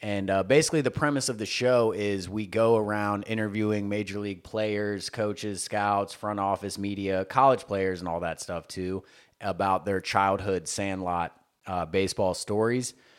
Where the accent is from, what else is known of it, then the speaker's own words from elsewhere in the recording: Tennessee, United States; moved away as an adult; also born or lived in Panama City Beach, Florida; now in California, United States; I grew up landlocked in the South, like Tennessee